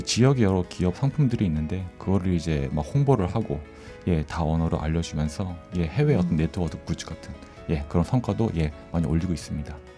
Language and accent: Korean; Seoul, South Korea; moved away as an adult; also born or lived in Gangwon Province, South Korea; now in Fukuoka, Japan; 한국 강원도에서 태어났지만 그 대부분 서울에서 지냈습니다.